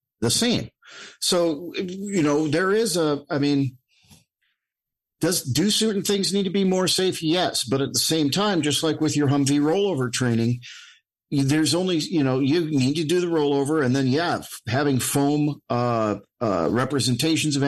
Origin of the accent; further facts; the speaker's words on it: Alaska, United States; I grew up in Alaska, so cold wasn't an issue.